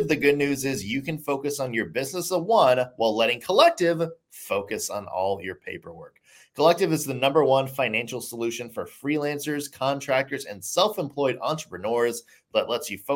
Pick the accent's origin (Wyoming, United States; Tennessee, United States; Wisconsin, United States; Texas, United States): Tennessee, United States; Franklin; I grew up in Franklin, so I learned about the Battle of Franklin at least 12 times in my school career